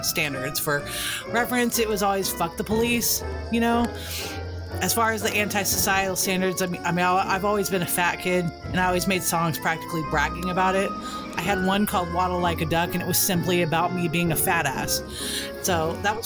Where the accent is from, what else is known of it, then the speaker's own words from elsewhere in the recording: Texas, United States; I'm Texan